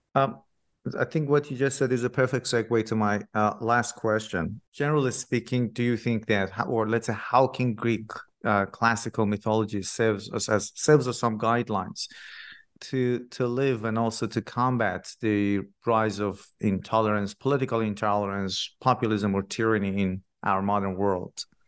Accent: Iran; I'm originally from Iran myself

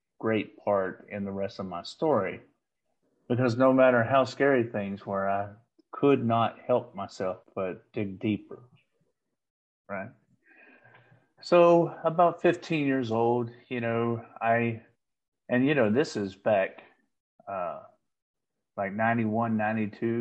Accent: Paris, Texas, United States; I grew up in Paris, Texas, just across the Red River

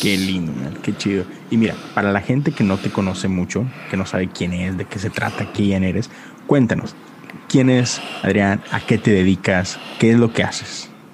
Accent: Monterrey, Nuevo León, Mexico; moved away as an adult; now in Houston, United States; soy, soy, de Monterrey, este, acá en, el norte, pero sí tengo ya casi nueve años aquí en Houston

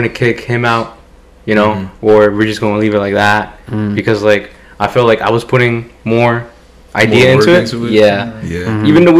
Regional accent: New Jersey, United States; I was born and raised in Jersey. You know, obviously I'm Mexican.

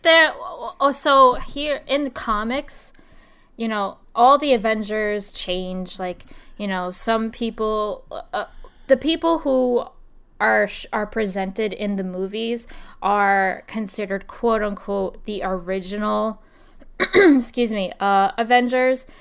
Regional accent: New Jersey, United States; I'm from Jersey

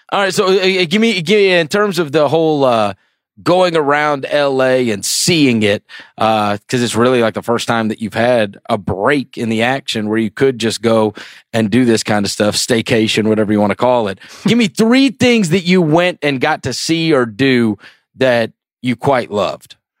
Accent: St. Louis, Missouri, United States; also born or lived in outside New York City; we moved to Saint Louis when I was a kid

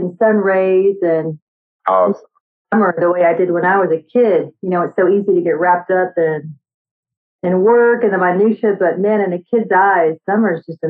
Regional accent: Austin, Texas, United States; also born or lived in New York City; I'm from Austin, but I grew up in downtown Austin, so I love that city vibe

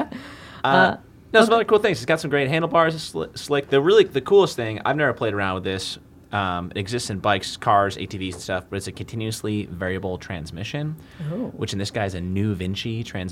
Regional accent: Rochester, United States; moved away; I'm from Rochester, I'm super soft.

